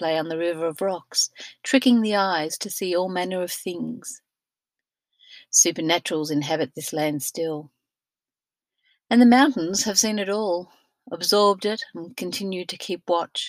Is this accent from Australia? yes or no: yes; Australia; Being Australian-born and not much travelled globally until my 50s